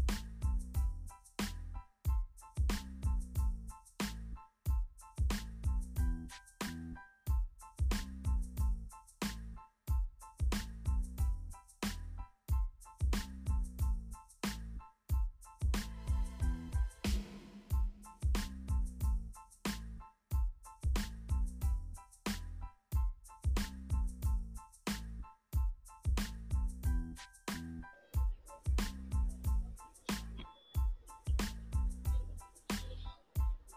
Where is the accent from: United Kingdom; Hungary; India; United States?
India; West Bengal; I'm from India in West Bengal.